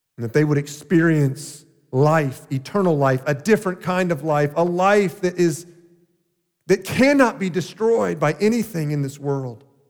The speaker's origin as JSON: {"language": "English", "town": "Deerfield Beach", "region": "Florida", "country": "United States", "tie": "born or raised there", "said": "Growing up in South Florida, in the little small town of Deerfield Beach"}